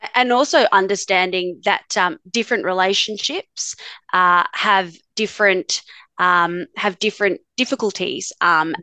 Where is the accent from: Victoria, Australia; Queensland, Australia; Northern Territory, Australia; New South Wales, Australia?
Northern Territory, Australia; Darwin; also born or lived in Adelaide, Australia; now in Melbourne, Australia; I grew up in Darwin, actually, up in the top end, and did my schooling and law degree in, in Adelaide